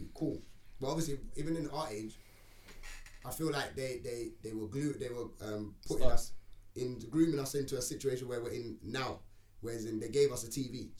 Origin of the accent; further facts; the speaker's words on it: England, United Kingdom; also born or lived in Jamaica; I'm English.